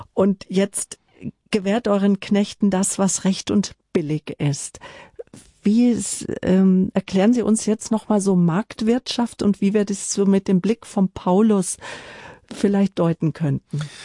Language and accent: German; Northern Germany, Germany; als Norddeutscher